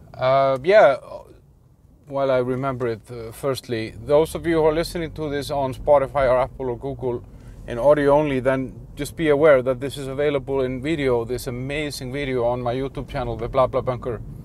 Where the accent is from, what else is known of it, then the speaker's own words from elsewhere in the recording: Iceland; I'm from Iceland